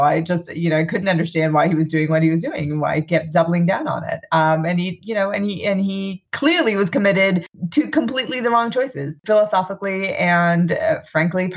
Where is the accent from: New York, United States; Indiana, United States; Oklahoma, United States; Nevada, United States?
New York, United States; New York City; now in Glen Rock, New Jersey, United States; I grew up in New York City, actually, back in the day in Queens